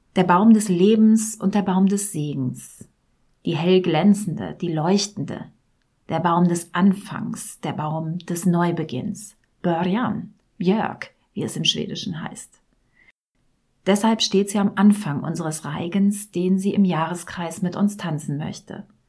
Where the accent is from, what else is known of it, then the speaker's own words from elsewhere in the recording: Rhineland, Germany; da, wo ich herkomme, aus dem tiefsten Rheinland